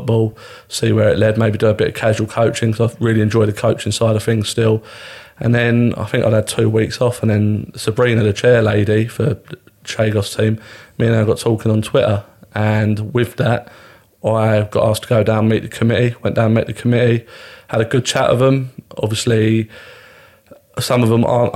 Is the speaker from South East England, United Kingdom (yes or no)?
yes; Crawley, South East England, United Kingdom; I grew up in Crawley